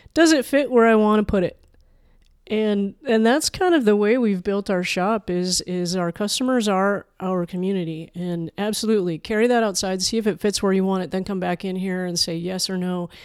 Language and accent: English; Manitoba, Canada; also born or lived in Chicago; now in Pacific Northwest, United States; I'm a Canadian prairie kid